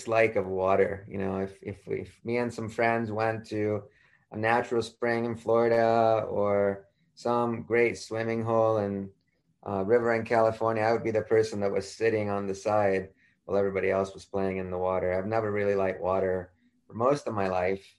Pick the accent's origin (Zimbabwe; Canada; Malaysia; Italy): Italy; Florence, Tuscany; moved away; I was born in Florence, Italy, right in the capital of the Renaissance, right in the middle of Tuscany, and grew up right in the city.